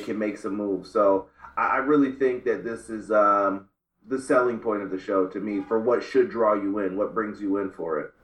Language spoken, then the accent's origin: English; Northeast, United States; I grew up in the Northeast.